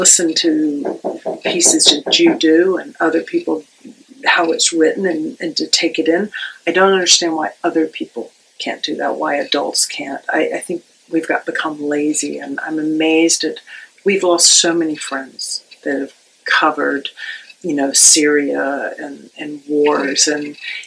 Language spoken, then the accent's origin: English; Charleston, South Carolina, United States; moved away as an adult; also born or lived in Nashville / Pittsburgh; I grew up in Charleston